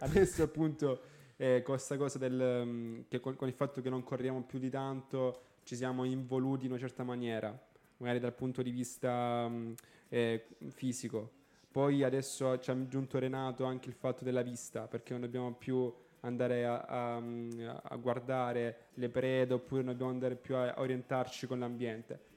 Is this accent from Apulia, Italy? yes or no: yes; Galatina, Apulia, Italy; io sono di Galatina